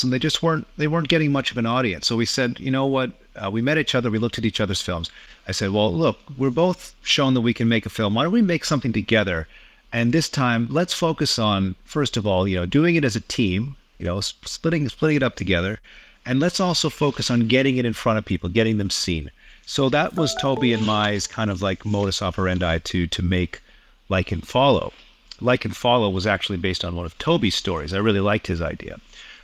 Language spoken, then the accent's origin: English; Toronto, Ontario, Canada; moved away as an adult; now in Tokyo, Japan; I'm Canadian born. I've been in the animation business for about 25 years. Lived in Toronto for most of my life